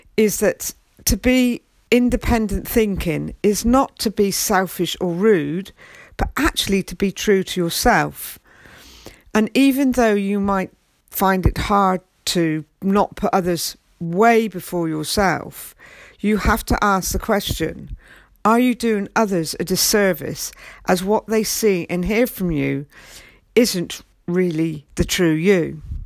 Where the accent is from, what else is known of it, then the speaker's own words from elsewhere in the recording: England, United Kingdom; I'm English and I'm very proud to be English